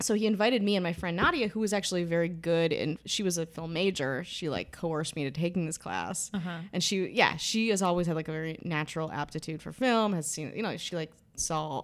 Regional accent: Wisconsin, United States; accent: Wisconsin; moved away; I'm from Wisconsin.

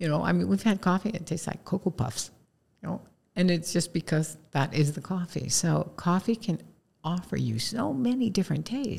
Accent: East Coast, United States; is growing up on the East Coast, we had a bottled soda called Yoo-Hoo.

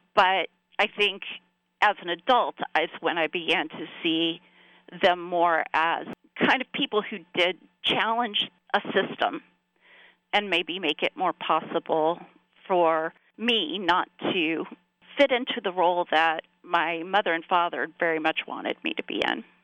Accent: South Carolina, United States; now in Pennsylvania, United States; growing up in South Carolina

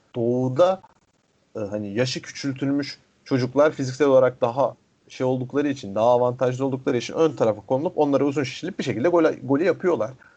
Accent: Istanbul, Turkey; Fatih, İstanbul doğumlu oluşum

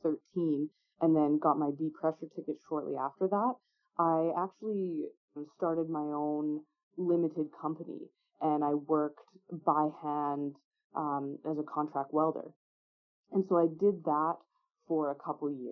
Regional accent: Beaumont, Alberta, Canada; I grew up in Beaumont, just south of Edmonton.

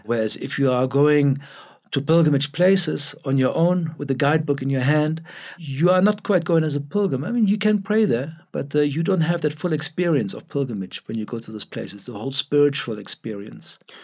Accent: Germany; now in Cape Town, South Africa; Born in Germany, but, uh, uh, very much a South African now, uh, even though my accent doesn't sound like it.

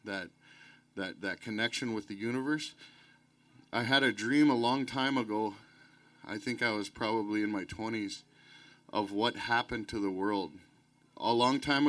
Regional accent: Anigaming, Ontario, Canada; I'm from Anigaming in Ontario

